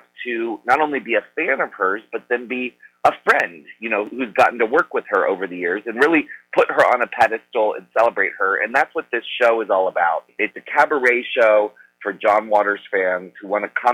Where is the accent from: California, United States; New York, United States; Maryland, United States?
Maryland, United States; Annapolis; growing up in Annapolis, Maryland